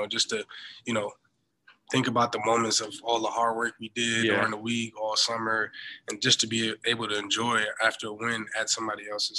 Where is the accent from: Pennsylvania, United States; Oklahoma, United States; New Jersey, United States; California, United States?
New Jersey, United States; I'm from Jersey